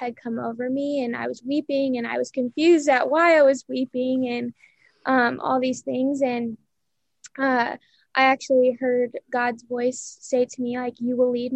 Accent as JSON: {"language": "English", "town": "Fort Wayne", "region": "Indiana", "country": "United States", "tie": "born or raised there", "said": "I grew up in Fort Wayne"}